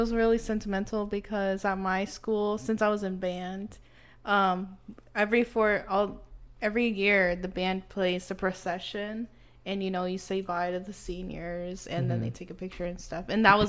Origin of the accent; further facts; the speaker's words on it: Dallas, Texas, United States; Probably because I grew up in Dallas.